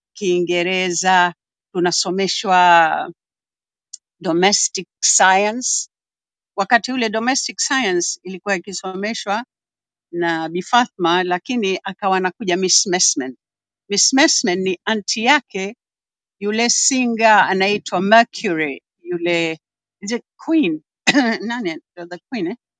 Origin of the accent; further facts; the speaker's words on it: Zanzibar City, Zanzibar Urban/West, Tanzania; nimezaliwa Zanzibar Malindi mjini Magharibi